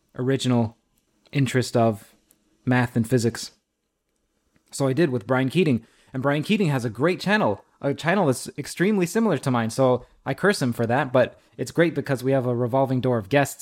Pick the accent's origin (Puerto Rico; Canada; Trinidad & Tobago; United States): Trinidad & Tobago; I'm from Trinidad.